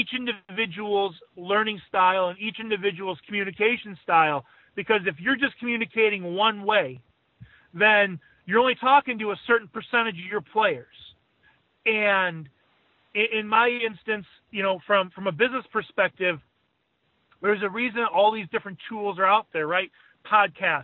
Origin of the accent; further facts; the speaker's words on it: Chicago, Illinois, United States; growing up in Chicago